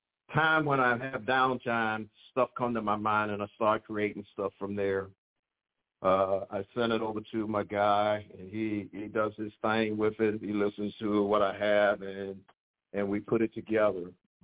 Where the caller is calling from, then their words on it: Chesapeake, Virginia, United States; Chesapeake, Virginia.